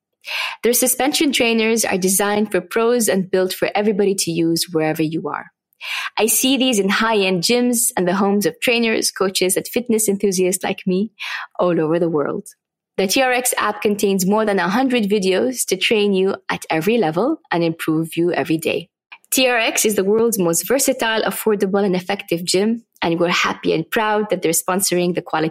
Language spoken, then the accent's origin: English; Saudi Arabia; English is a second language; people ask, where are you from? I see Saudi Arabia, there's always that blank look on their faces.